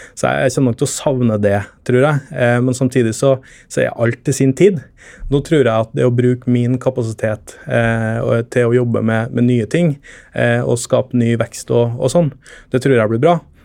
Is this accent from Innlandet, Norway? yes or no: no; Trøndelag, Norway; moved away as an adult; now in Oslo, Norway; jeg er trønder